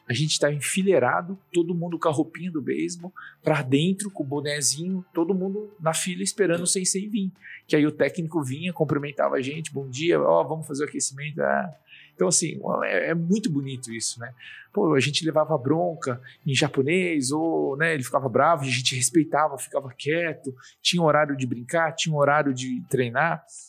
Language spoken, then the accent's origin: Portuguese; Suzano, São Paulo, Brazil; eu nasci em Suzano. Legal. É, no interior de São Paulo. E aí eu, é, na minha infância, foi lá.